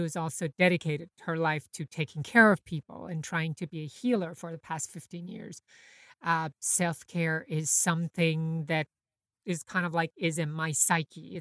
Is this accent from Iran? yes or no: yes; Iran; now in New York, United States; I grew up in Iran during the 80s